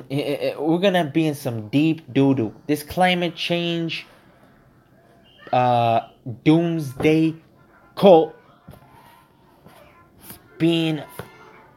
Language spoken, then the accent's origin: English; United States; I'm an American. I'm an American citizen. Born of Mexican parents